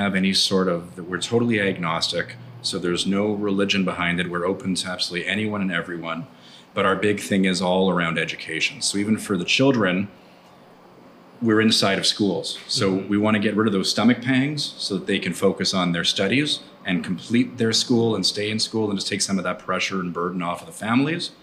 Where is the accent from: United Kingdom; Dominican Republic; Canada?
Canada; Montreal, Quebec; moved away as an adult; also born or lived in Vancouver; now in Cabo San Lucas, Mexico; I'm originally from Montreal, then lived in Vancouver before coming here to Cabo